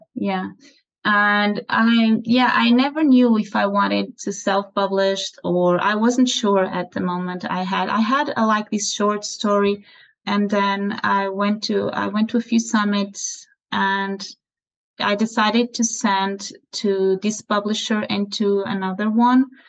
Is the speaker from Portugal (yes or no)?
yes; Portugal; also born or lived in Aveiro, Portugal; I'm from Portugal. I live in Aveiro, is a small city south of Porto